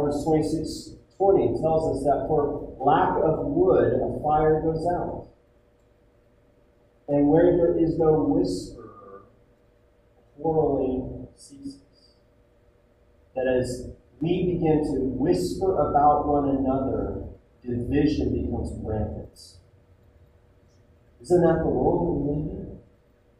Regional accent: United States

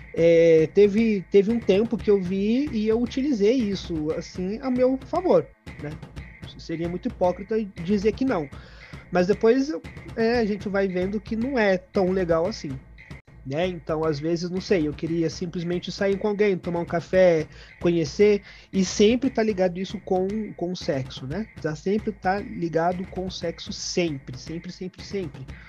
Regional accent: Brazil; moved away as an adult; now in Peru; eu sou do Brasil

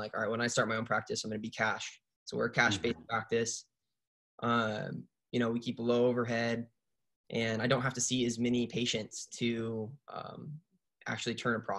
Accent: Pacific Northwest, United States; I'm born and raised in the Pacific Northwest

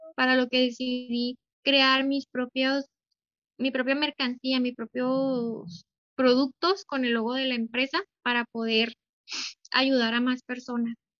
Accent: Delicias, Chihuahua, Mexico; yo soy de Ciudad Delicias

